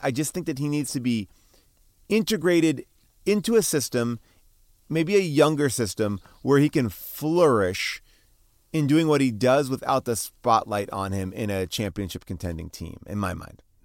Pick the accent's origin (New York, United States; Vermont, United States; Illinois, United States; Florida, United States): New York, United States; now in Los Angeles, United States; growing up in New York